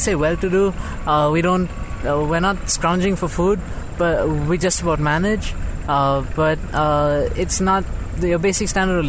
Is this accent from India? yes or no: yes; South India, India; moved away as an adult; now in United States; I'm from India.